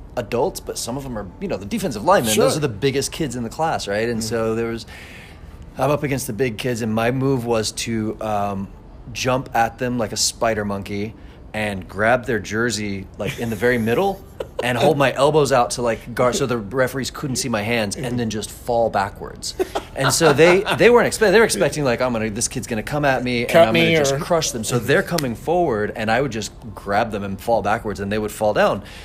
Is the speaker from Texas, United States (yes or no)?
yes; Rio Vista, Texas, United States; also born or lived in Colorado / Grandview, Texas; I was born in Colorado, just north of Denver, but my family moved to Texas when I was about three or four. And I grew up, went to kindergarten at Grandview Elementary, which is south of Cleburne, and then we moved to Rio Vista.